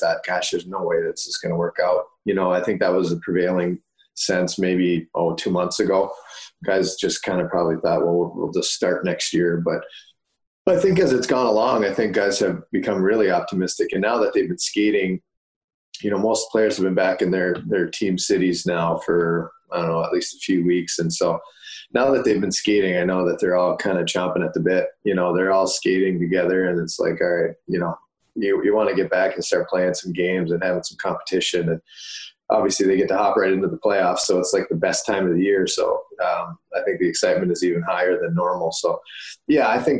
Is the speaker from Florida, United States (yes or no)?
no; Moorhead, Minnesota, United States; my growing up in Moorhead as a kid